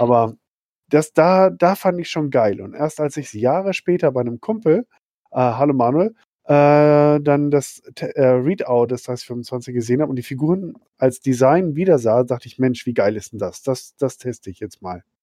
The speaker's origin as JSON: {"language": "German", "town": "Schwerte", "region": "North Rhine-Westphalia", "country": "Germany", "tie": "born or raised there", "said": "in meiner Heimatstadt, wo ich aufgewachsen bin, in Schwerte bei Dortmund"}